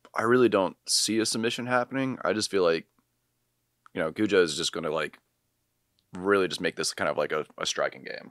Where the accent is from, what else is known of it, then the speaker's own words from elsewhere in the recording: Charlottesville, Virginia, United States; moved away; I'm applying to be a firefighter in my hometown of Charlottesville